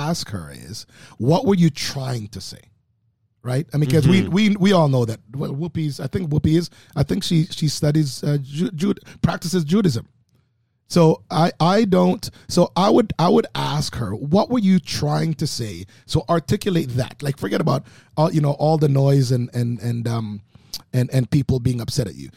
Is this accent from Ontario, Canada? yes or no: yes; Oakville, Ontario, Canada; also born or lived in Jamaica; coming from Jamaica, growing up in Oakville